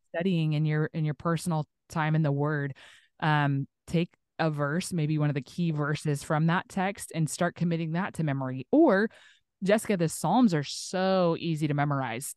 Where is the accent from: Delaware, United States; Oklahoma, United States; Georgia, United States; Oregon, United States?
Oklahoma, United States; Tulsa; now in Northwest Arkansas, United States; my hometown, which is, like, southern kinda Tulsa, Oklahoma